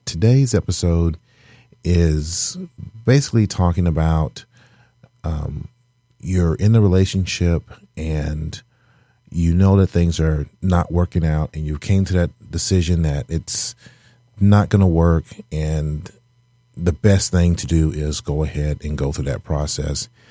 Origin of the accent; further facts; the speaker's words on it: the South, United States; now in Michigan, United States; I'm originally from the South